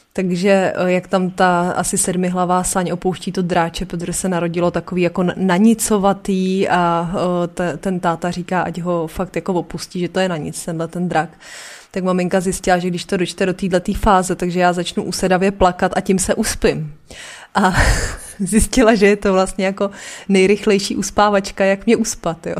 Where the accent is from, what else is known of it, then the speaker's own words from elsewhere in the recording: Aš, Karlovy Vary Region, Czechia; also born or lived in Příchovice; my jsme byli z Aše